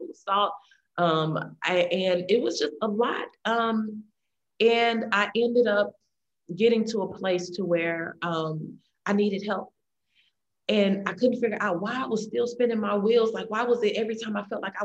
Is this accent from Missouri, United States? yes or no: yes; St. Louis, Missouri, United States; Growing up in the St. Louis area